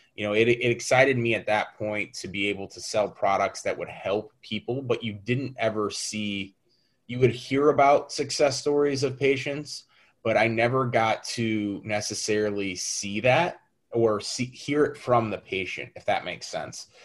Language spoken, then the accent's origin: English; St. Louis, Missouri, United States; I am born and raised in St. Louis. Pretty much lived here my whole life outside of four years in college.